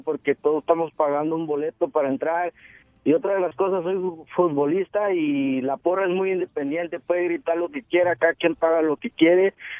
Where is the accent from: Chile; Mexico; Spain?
Mexico; now in San Jose, United States; soy mexicano